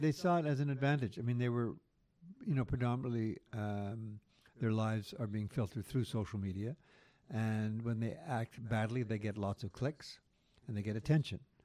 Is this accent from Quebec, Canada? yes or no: yes; Quebec, Canada; growing up in Quebec through that Quiet Revolution